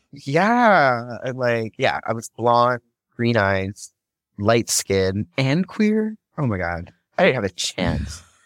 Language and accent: English; Hawaii, United States; moved away; I grew up in paradise, you know, the Aloha State